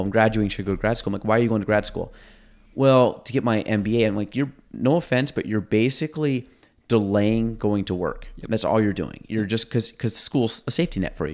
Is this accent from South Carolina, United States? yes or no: no; Chazy, New York, United States; we grew up in Chazy